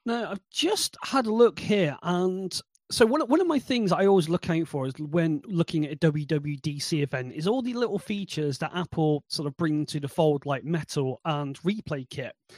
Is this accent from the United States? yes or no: no; United Kingdom; we're typically British